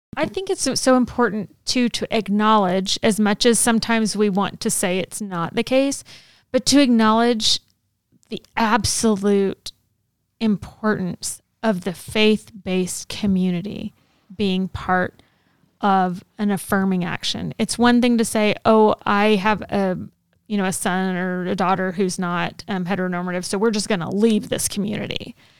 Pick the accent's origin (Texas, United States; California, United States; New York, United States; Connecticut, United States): Texas, United States; I grew up in Texas